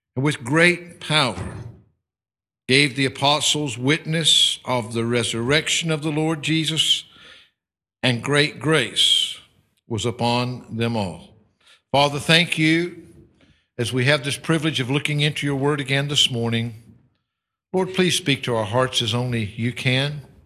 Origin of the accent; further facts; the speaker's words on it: United States; moved away as an adult; I am an American